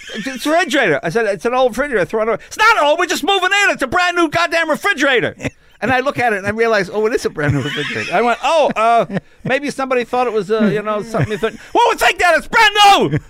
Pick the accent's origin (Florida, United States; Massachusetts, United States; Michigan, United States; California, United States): Massachusetts, United States; Andover; moved away; also born or lived in New York; I was born in New York, lived there till I was nine, then we moved to Massachusetts